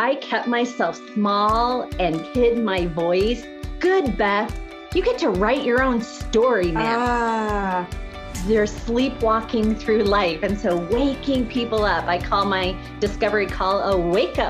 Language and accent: English; Iowa, United States; I went to high school here, was raised in Iowa, went to college in Iowa